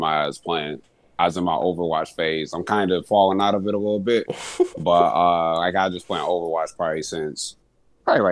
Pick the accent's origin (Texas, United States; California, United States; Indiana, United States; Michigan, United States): Michigan, United States; Kalamazoo; moved away; my hometown Kalamazoo